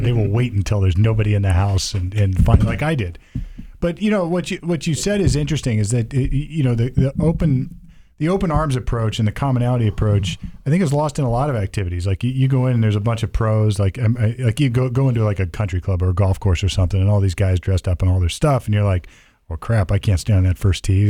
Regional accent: Sunbury, Ohio, United States; I grew up out in Sunbury, Ohio

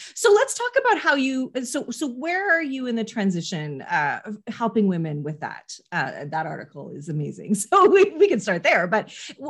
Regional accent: Canada; I'm Canadian

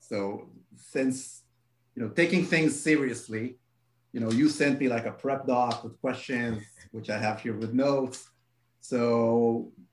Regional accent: Israel; I am from Israel

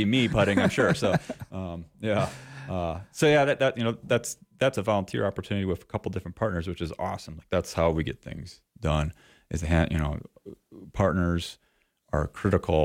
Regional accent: Eastern Iowa, United States; now in Sheridan, United States; I'm from Eastern Iowa originally

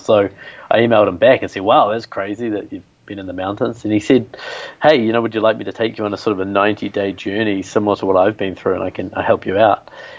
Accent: New Zealand; moved away; growing up in New Zealand, middle class

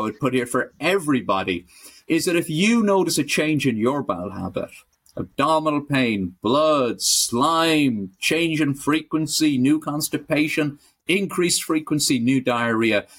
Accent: Ireland; I'm Irish

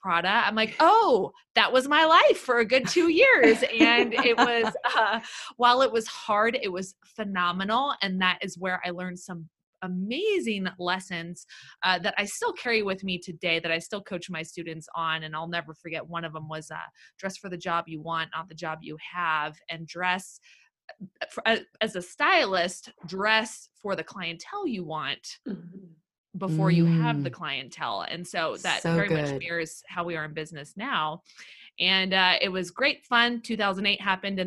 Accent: Los Angeles, California, United States; I'm born and raised in Los Angeles, California

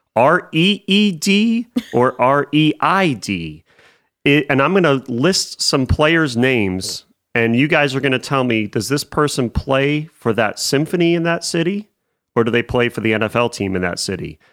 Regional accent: near Cleveland, Ohio, United States; moved away; born and raised near Cleveland

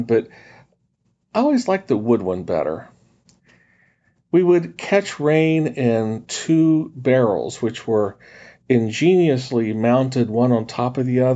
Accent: West Virginia, United States; When I was a kid growing up in West Virginia

